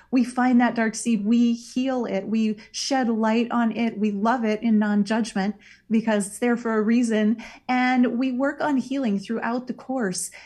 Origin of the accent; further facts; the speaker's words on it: Iowa, United States; moved away; Iowa. That's my where I'm from, my home state